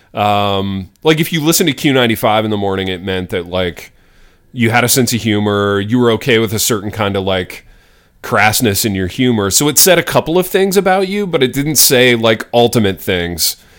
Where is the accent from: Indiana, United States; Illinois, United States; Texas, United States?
Indiana, United States; a kid growing up in Indiana, in the eighties